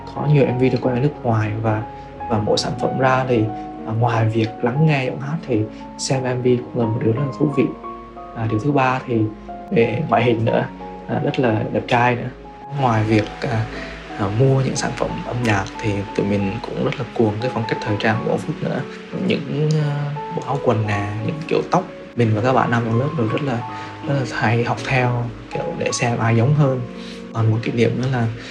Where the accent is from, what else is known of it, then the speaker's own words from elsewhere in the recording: Quảng Trị, Vietnam; now in Ho Chi Minh City, Vietnam; mình đang sống tại thành phố Hồ Chí Minh, quê của mình thì ở Quảng Trị